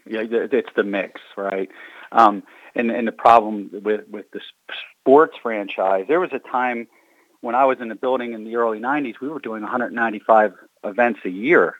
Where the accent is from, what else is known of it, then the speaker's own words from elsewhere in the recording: Baltimore, Maryland, United States; I'm from Baltimore